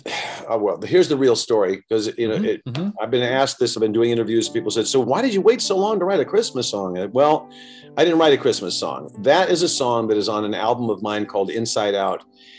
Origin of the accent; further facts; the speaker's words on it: New York City, New York, United States; also born or lived in Beverly Hills, California / Los Angeles, California; now in Wisconsin, United States; I was born in Manhattan. I lived in Beverly Hills for 25 years. I lived in LA. I've been all over the world, and now I'm living in a town of 5,000 in Wisconsin.